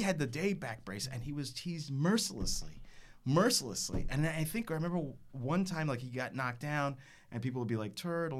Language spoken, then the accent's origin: English; Texas, United States; I was raised in Texas